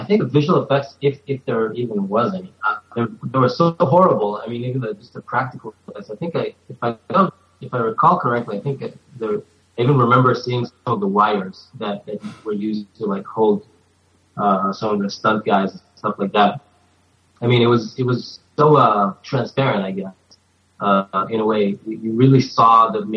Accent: Jerusalem, Jerusalem District, Israel; moved away as an adult; now in United States; I grew up in Israel until I only came to the U.S. about 2.5 years ago.

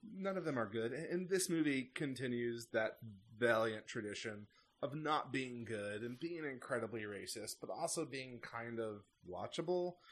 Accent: United States; as an American

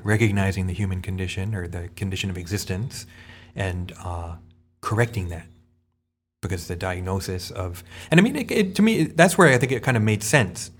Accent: United States; as an American

